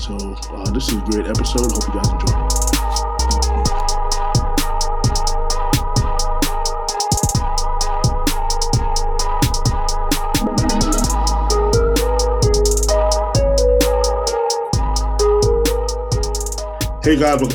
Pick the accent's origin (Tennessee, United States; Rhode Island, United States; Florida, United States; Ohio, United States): Florida, United States; Orlando; also born or lived in Brooklyn, New York; I'm a native New Yorker, but I left it when I was 7, so I moved to Orlando, so... Yeah. Orlando is really home for me